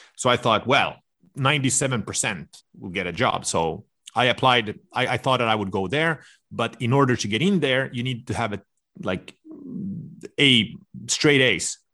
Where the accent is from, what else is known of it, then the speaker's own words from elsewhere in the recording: suburb of Stockholm, Stockholm County, Sweden; moved away; I was raised in this suburb to Stockholm.